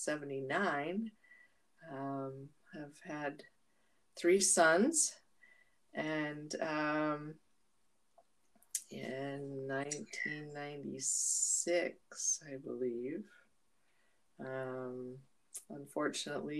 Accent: Cambridge, Minnesota, United States; moved away; also born or lived in Utah; I was born in Cambridge, Minnesota in 1957. It seems like centuries ago. Grew up in a haven. It was on a lake.

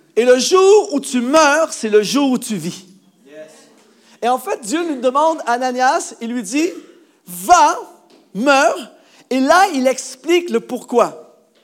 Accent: Canada; chez nous au Canada

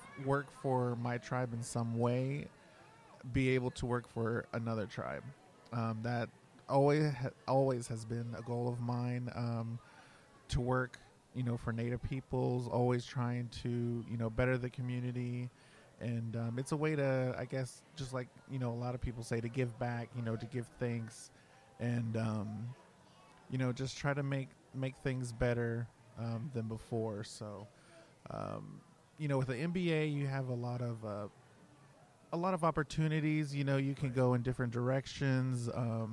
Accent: Lawrence, Kansas, United States; I was born here in Lawrence, Kansas, although my family, they reside in Arizona.

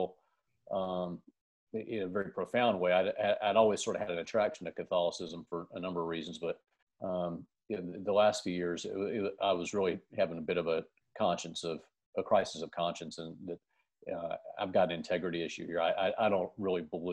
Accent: United States; I'm from the United States

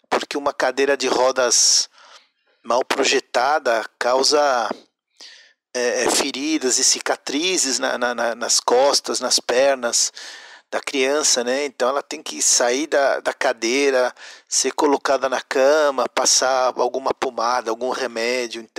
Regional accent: Mexico; now in Brazil; eu sou é, mexicano brasileiro. É, estudei design de produto na Guamas Capotzalco, no México, o que aqui chamam de desenho industrial.

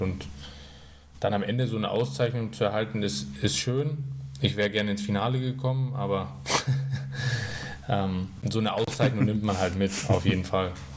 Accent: Bad Tölz, Bavaria, Germany; moved away; also born or lived in Berlin; wo natürlich auch meine Heimat da ist. Ich bin da geboren, mein Papa lebt da, meine Onkel, meine Tante

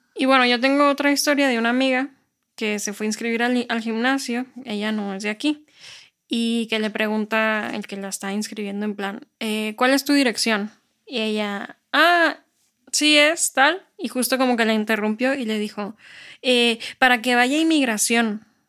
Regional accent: Mexico; now in Spain; yo sí soy mexicana y me veo como mexicana

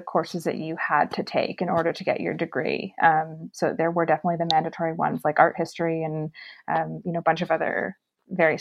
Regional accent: Kitchener, Ontario, Canada; a job at a restaurant group in my hometown of Kitchener-Waterloo

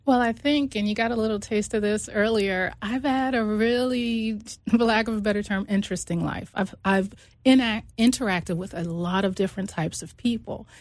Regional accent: New York, United States; I actually grew up in New York. I'm originally from New York

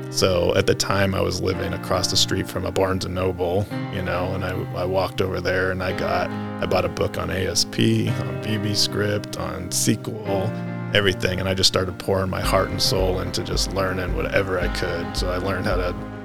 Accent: Nampa, Idaho, United States; I wasn't born here, but I moved here when I was like an infant. So I grew up out in Nampa. I'm a Nampa High graduate

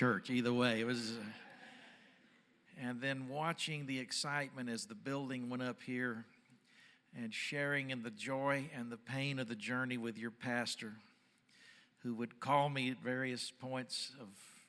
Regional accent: Dallas, Texas, United States; I'm from Dallas

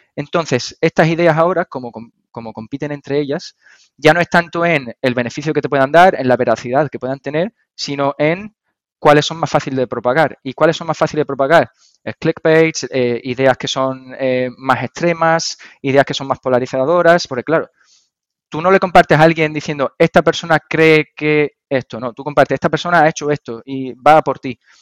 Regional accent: Andalusia, Spain

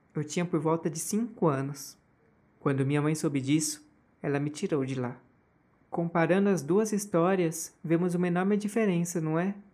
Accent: Osasco, São Paulo, Brazil; já eu nasci em 1990, em Osasco, São Paulo. Eu nasci em hospital, cresci perto dos meus avós

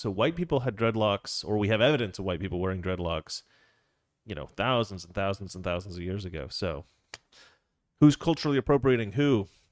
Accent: Oregon, United States; moved away; also born or lived in Florida; I grew up in Oregon.

